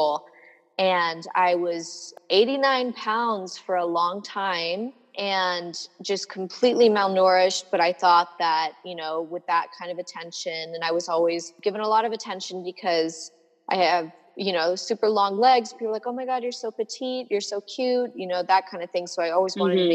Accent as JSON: {"language": "English", "town": "Boulder", "region": "Colorado", "country": "United States", "tie": "born or raised there", "said": "I was born in Boulder, Colorado"}